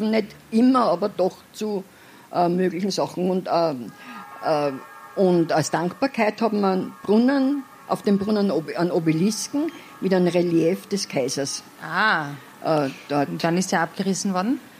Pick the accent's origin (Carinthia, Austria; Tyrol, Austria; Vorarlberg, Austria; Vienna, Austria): Vienna, Austria; Ich bin in der Albrechtskleitgassen aufgewachsen, äh, teilweise.